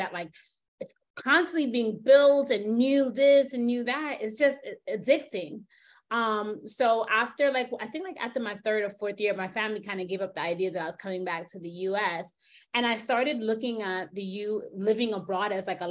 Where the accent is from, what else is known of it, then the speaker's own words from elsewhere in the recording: New York, United States; moved away as an adult; also born or lived in Jamaica (family); now in United Arab Emirates; I'm from New York